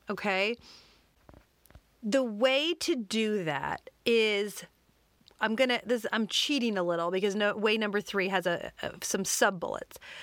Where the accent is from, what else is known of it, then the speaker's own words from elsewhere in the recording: Detroit, Michigan, United States; I grew up in the Detroit suburbs